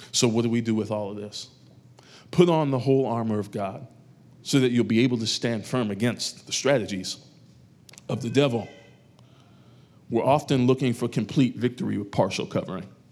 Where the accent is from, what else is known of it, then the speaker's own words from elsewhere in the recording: New York, United States; moved away; I grew up in New York, a part of my life.